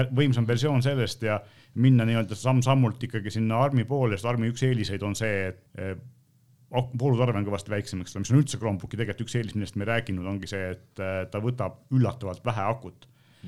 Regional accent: Estonia

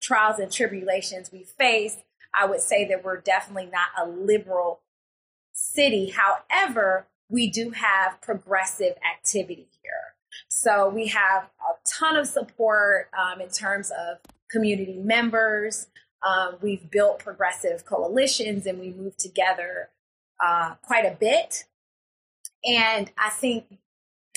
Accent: Florence, Alabama, United States; my hometown

